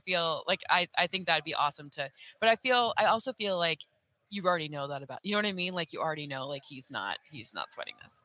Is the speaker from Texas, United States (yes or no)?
no; Michigan, United States; I'm from Michigan